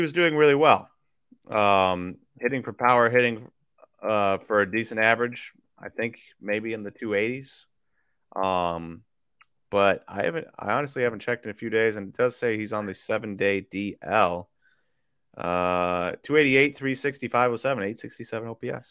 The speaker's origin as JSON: {"language": "English", "region": "Wisconsin", "country": "United States", "tie": "born or raised there", "also_born_or_lived": "Kansas", "said": "I was born in Kansas. We left when I was young we went to Wisconsin"}